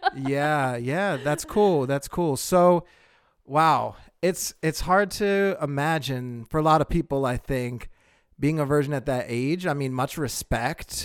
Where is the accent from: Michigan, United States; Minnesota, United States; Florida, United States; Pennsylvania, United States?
Pennsylvania, United States; I'm originally from Pennsylvania